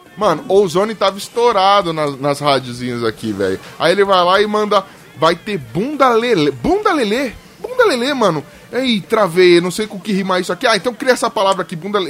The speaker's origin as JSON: {"language": "Portuguese", "region": "São Paulo", "country": "Brazil", "said": "eu sou de Itaquera, zona leste de São Paulo"}